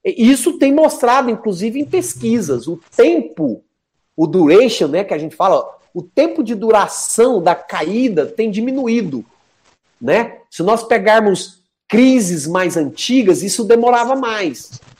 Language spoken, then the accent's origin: Portuguese; Minas Gerais, Brazil; Eu sou mineiro, né?